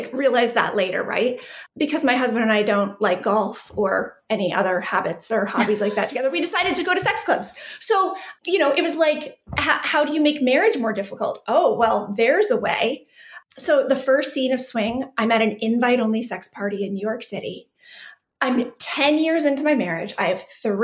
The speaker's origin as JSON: {"language": "English", "region": "southwestern Manitoba", "country": "Canada", "tie": "born or raised there", "also_born_or_lived": "Calgary, Alberta", "said": "So I am Canadian, born and raised, actually born in Calgary. I grew up in Manitoba, super small town, southwestern Manitoba."}